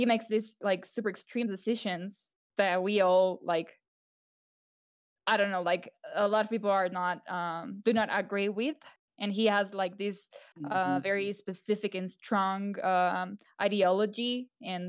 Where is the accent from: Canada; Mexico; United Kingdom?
Mexico; moved away as an adult; also born or lived in Spain; I was born in Mexico, but the last 2 years, 3 years I've lived in Spain